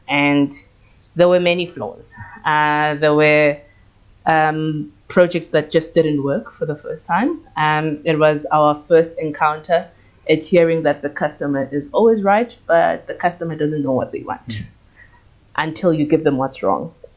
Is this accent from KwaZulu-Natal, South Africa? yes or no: no; Soweto, Gauteng, South Africa; I am a Soweto born and raised baby, and I did most of my schooling in Soweto